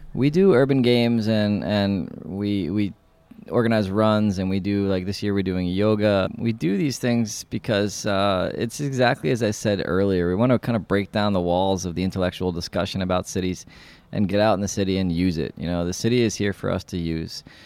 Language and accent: English; New York City, New York, United States; moved away as an adult; now in Prague, Czech Republic; I'm from New York City